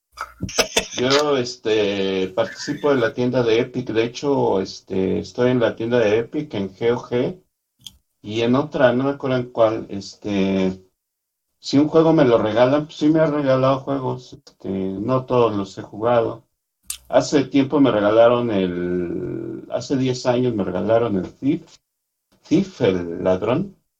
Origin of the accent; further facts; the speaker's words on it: Mexico City, Mexico; Yo soy de la Ciudad de México.